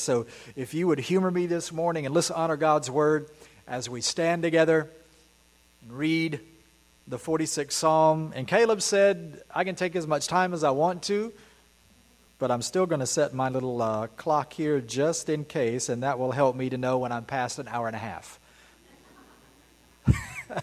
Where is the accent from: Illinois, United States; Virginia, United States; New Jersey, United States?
Virginia, United States; We're from Virginia